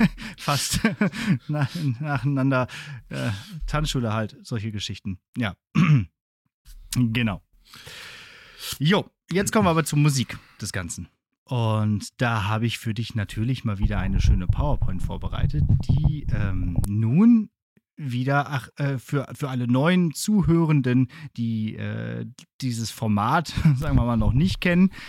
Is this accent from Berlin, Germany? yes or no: no; Bottrop, North Rhine-Westphalia, Germany; in Bottrop, da hatten wir eigentlich äh, alles fußläufig oder mit dem Fahrrad zu erreichen